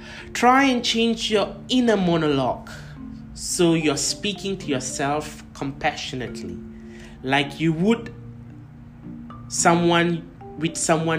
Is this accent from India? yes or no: yes; India; So, you know, being an Indian, obviously my parents had ambitions of making me an engineer, a lawyer, or a doctor, which is apparently very normal in every Indian family.